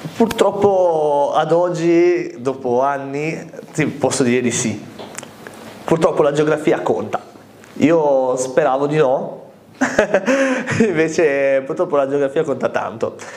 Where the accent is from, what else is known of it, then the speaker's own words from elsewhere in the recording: Costarainera, Liguria, Italy; also born or lived in Malta; quando a Malta mi chiedevano di dove eri, io dicevo, di Costa Reinera